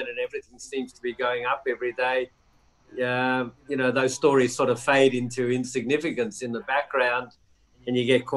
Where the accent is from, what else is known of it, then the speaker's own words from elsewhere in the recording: Melbourne, Victoria, Australia; also born or lived in New York; I was sent back to my hometown in Melbourne